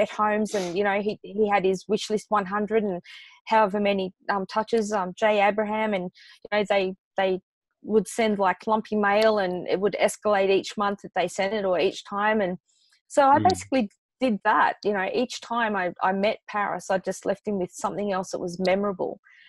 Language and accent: English; Australia; And I'm Australian